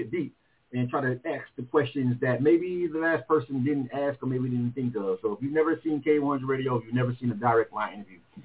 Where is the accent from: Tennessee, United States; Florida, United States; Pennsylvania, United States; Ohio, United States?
Florida, United States; Panama City; moved away as an adult; now in Atlanta, United States; Being from Florida myself